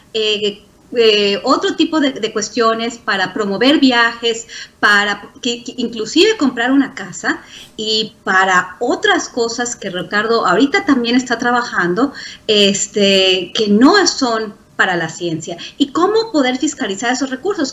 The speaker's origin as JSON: {"language": "Spanish", "country": "Mexico", "moved": "yes", "lives_now": "United States", "said": "soy mexicana y porque colaboro con muchos científicos mexicanos, aunque trabajo en Estados Unidos"}